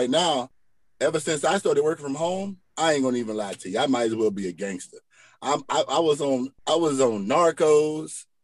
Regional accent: Rusk, Texas, United States; You know, I'm from Little Rusk, Texas. I can't be going back, going back to Rusk.

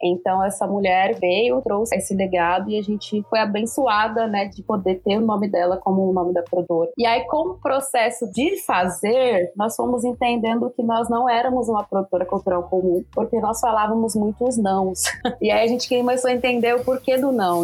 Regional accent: Machado, Minas Gerais, Brazil; now in São Paulo, Brazil; Minha cidade é uma cidade com é, um patrimônio imaterial muito forte, são as Congadas, eu sou de Machado, sul de Minas, Minas

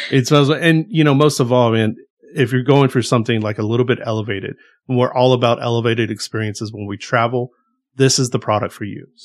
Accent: the South, United States; We are from the South. We like things just a little bit spicier

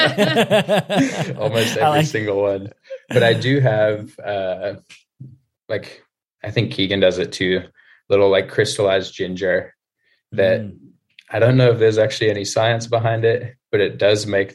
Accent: Alice Springs, Northern Territory, Australia; moved away; I grew up in Alice Springs.

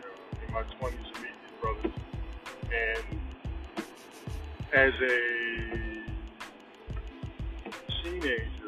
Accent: Detroit, Michigan, United States; moved away; also born or lived in Philadelphia; I was raised in Detroit. From 78 to 95, I lived in Detroit.

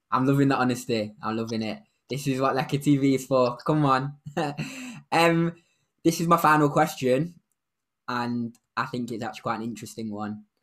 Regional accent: South Africa; like I said before, being South African, when someone wins in the sport, I feel like it's a different level.

